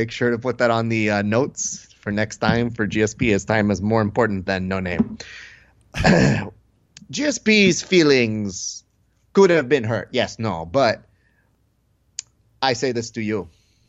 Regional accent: Tunisia; You said that I was a national treasure, but I am from Tunisian.

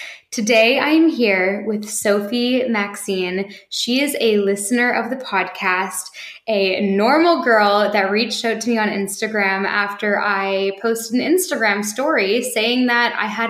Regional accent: Vienna, Austria; now in London, United Kingdom; I'm from Vienna, but speak fluently German, French, and English.

